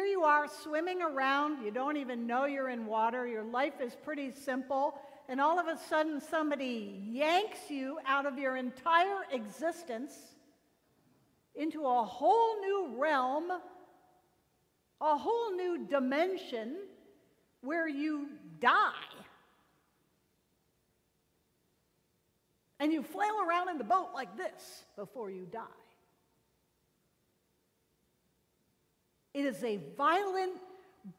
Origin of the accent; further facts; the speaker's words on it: Connecticut, United States; now in Florida, United States; I'm from Connecticut